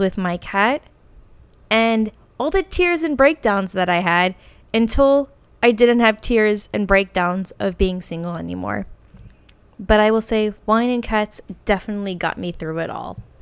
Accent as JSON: {"language": "English", "region": "Virginia", "country": "United States", "tie": "born or raised there", "also_born_or_lived": "Norfolk, Virginia / Lexington, Kentucky / California", "moved": "as an adult", "lives_now": "Portland, United States", "said": "I will never move back to Virginia or my hometown in Virginia"}